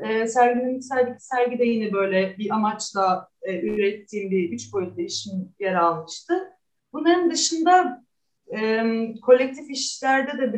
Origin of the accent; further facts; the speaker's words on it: Istanbul, Turkey; also born or lived in Münster, Germany / Halle, Germany; ben 1985 yılında doğdum İstanbul'da